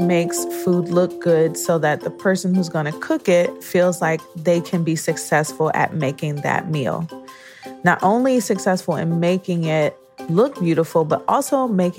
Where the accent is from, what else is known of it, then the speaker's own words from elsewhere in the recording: Detroit, Michigan, United States; also born or lived in New York; now in Boston, United States; I'm from Detroit, Michigan. I'm a New York native before coming to Boston.